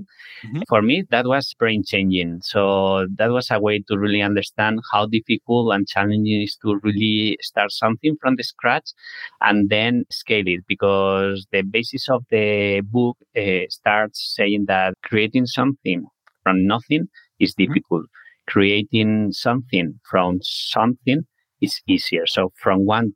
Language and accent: English; Spain; moved away as an adult; now in San Francisco, United States; I'm originally from Spain